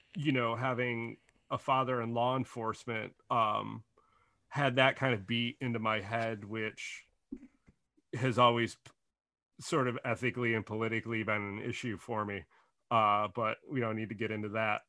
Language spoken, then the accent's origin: English; Detroit, Michigan, United States; growing up in Detroit